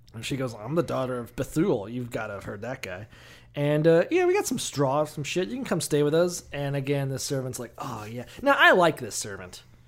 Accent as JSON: {"language": "English", "town": "Orlando", "region": "Florida", "country": "United States", "said": "I'm from Orlando"}